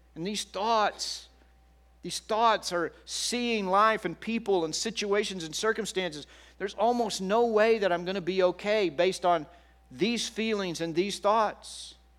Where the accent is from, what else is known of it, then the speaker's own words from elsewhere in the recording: Texas, United States; moved away as an adult; also born or lived in Oklahoma City / Kansas City; now in California, United States; I grew up i, in Texas, and then I, uh, went to college in Oklahoma City, and I went to grad school in Kansas City.